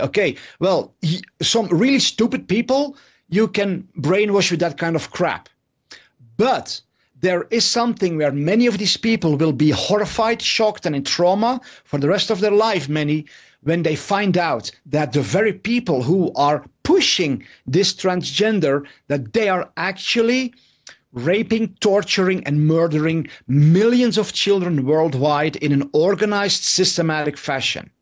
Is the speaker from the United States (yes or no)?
no; Netherlands; I'm from the Netherlands